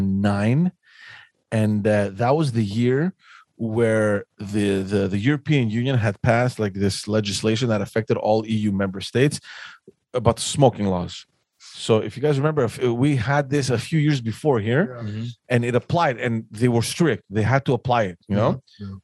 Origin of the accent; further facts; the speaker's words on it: Athens, Attica, Greece; So now you're thinking, I came from Athens where it's like insanity, everybody's just smoking everywhere.